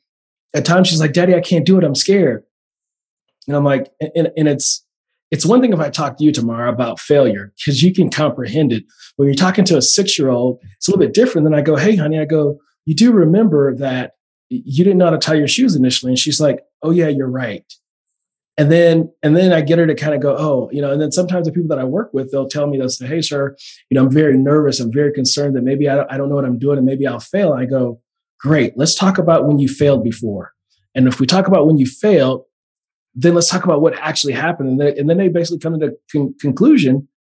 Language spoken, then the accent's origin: English; Oakland, California, United States; I'm from the Bay Area. So shout out to the Bay Area, East Oakland